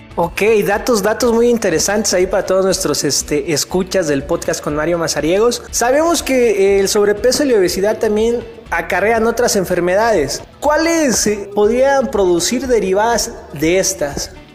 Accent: Teopisca, Chiapas, Mexico; nosotros somos del estado de Chiapas, de un municipio que se llama Teopisca

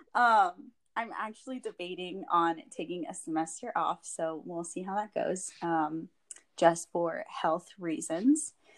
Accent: San Antonio, Texas, United States; I was born and raised in San Antonio.

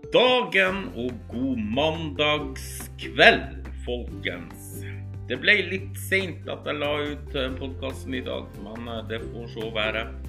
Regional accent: Northern Norway, Norway; jeg er nordlending

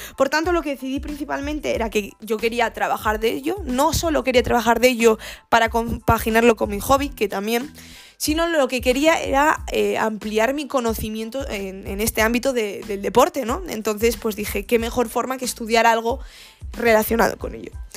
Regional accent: Gijón, Asturias, Spain; moved away as an adult; now in Granada, Spain; yo eh, nací en, una ciudad al norte de, de España, en Asturias, se llama Gijón. Y eh, bueno, desarrollé en, Gijón toda mi vida

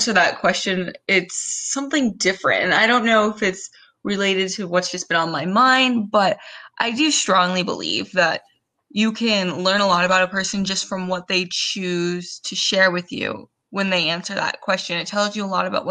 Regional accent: Southern California, United States; I am born and raised in Southern California

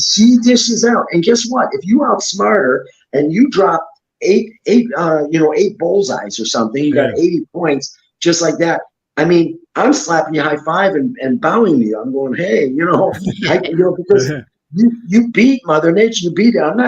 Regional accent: Ohio, United States; I grew up in Ohio

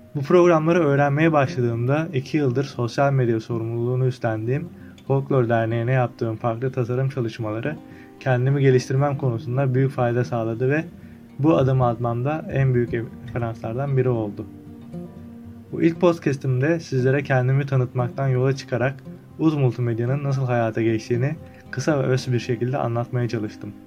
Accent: Çan, Çanakkale, Turkey; Çanakkale'de dünyaya gözlerimi açmışım. Çanakkale'nin Çan ilçesinde büyüdüm ve halen burada yaşamaktayım

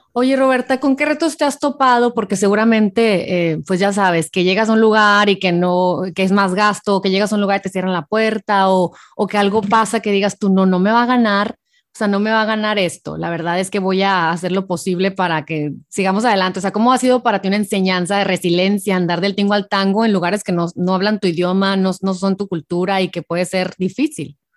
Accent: Hermosillo, Sonora, Mexico; mi tierra, Hermosillo

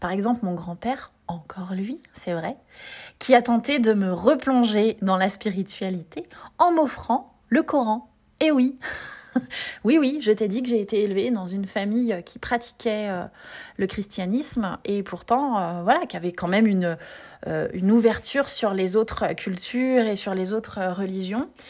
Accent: Nevers, Bourgogne-Franche-Comté, France; Nevers, euh, là où j'ai grandi

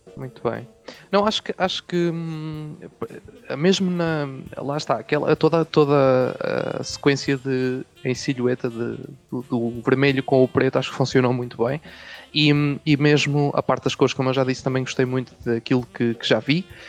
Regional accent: Coimbra, Centro, Portugal; eu não sou do Norte, sou do Centro, sou de Coimbra.

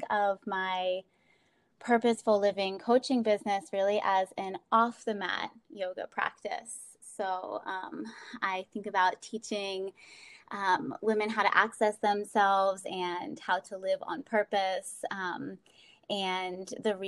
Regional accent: Baltimore, Maryland, United States; I'm from Baltimore and I'm living in Baltimore right now

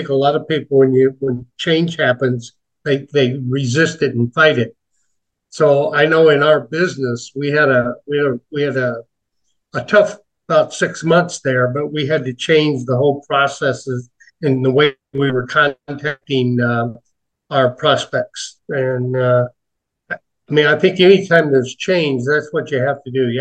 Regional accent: Chicago, Illinois, United States; I was born in the Chicago area, Old Cook County Hospital, many years ago

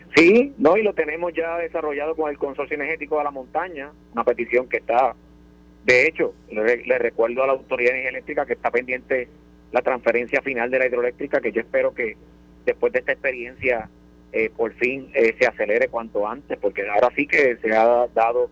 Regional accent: Villalba, Puerto Rico

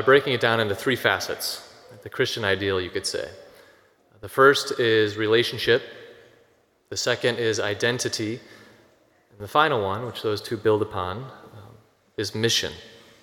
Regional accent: Rockford, Illinois, United States; I'm from Rockford. Just take a drive down Alpine Road about 10 minutes south, and it's where I grew up.

